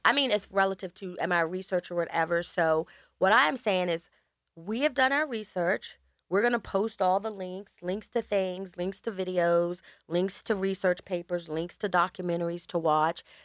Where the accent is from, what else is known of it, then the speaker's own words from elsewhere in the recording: United States; I grew up in the countryside in America